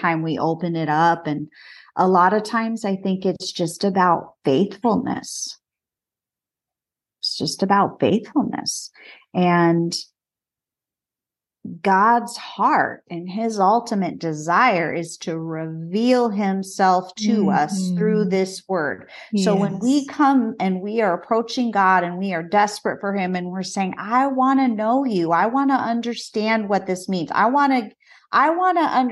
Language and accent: English; Southern California, United States; I grew up in Southern California